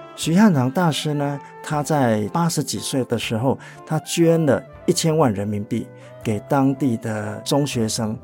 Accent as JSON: {"language": "Chinese", "country": "Taiwan", "said": "我们台湾人"}